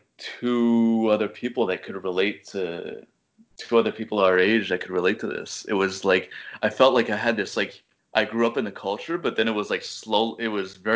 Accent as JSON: {"language": "English", "town": "Manchester", "region": "New Hampshire", "country": "United States", "tie": "born or raised there", "also_born_or_lived": "Boston, United States", "moved": "as an adult", "lives_now": "Montreal, Canada", "said": "I came back to Manchester"}